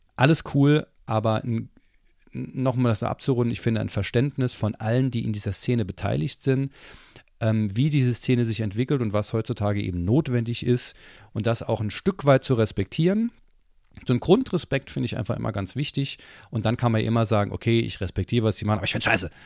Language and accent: German; Saarland, Germany; als Saarländer ist ja Maggi, bin ich ja mit Maggi aufgezogen worden